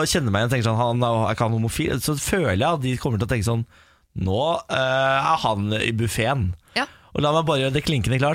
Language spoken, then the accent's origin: Norwegian; Sogndal, Vestland, Norway; Jeg er fra Sogndal.